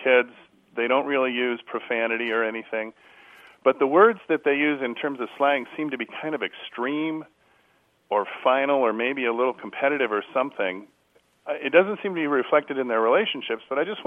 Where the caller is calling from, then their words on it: Huntington Beach, California, United States; I'm calling from Huntington Beach, California